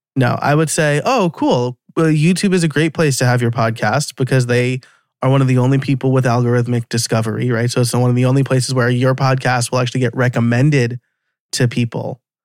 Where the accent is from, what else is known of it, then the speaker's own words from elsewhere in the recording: New York, United States; accent: New York; my New York accent's gonna come out now